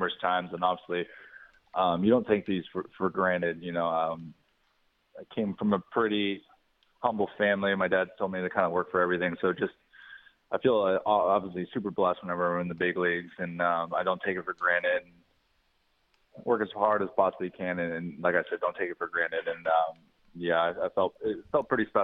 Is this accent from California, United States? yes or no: yes; California, United States; also born or lived in South Korea; I was adopted from South Korea, and I grew up in California